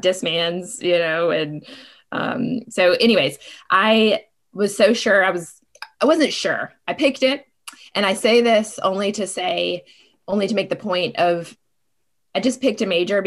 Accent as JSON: {"language": "English", "town": "Savannah", "region": "Georgia", "country": "United States", "tie": "born or raised there", "said": "I am from Savannah. I go way back in Savannah."}